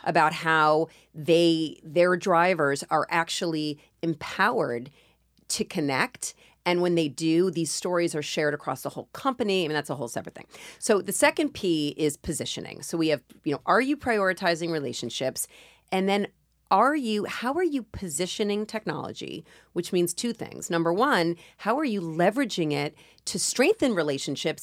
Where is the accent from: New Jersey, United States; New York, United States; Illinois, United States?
New York, United States; I'm a New Yorker